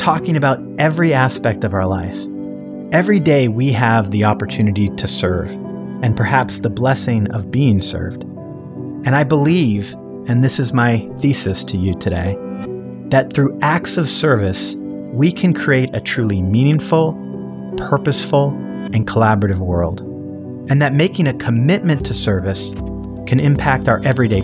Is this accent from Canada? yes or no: yes; Canada; moved away as an adult; also born or lived in San Francisco, United States; now in Toronto, Canada; I grew up in Canada. I moved to San Francisco when I was 25 years old.